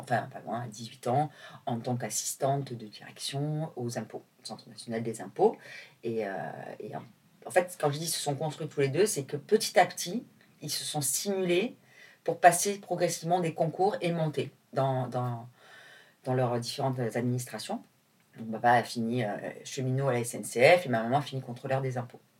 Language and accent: French; Nîmes, Occitania, France; moved away as an adult; also born or lived in Marseille; now in Paris, France; je suis pas parisienne, j'habite à Paris, mais euh, je suis née à Nîmes, où j'ai passé toute mon enfance.